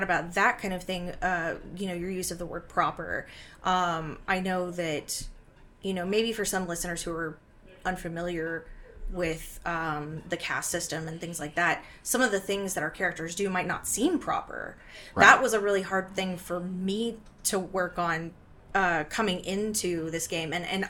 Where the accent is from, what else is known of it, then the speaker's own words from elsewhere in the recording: United States; because we're American, it's a very different point of view.